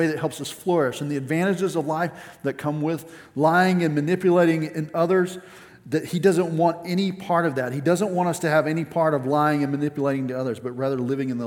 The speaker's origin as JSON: {"language": "English", "region": "West Texas", "country": "United States", "tie": "born or raised there", "said": "growing up in West Texas"}